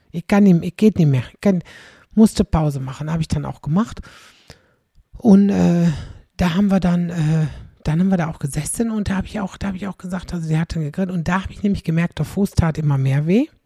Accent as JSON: {"language": "German", "town": "Aldekerk", "region": "North Rhine-Westphalia", "country": "Germany", "tie": "born or raised there", "said": "In Wachtendonk, das ist knapp neben meiner Heimat in Aldekerk."}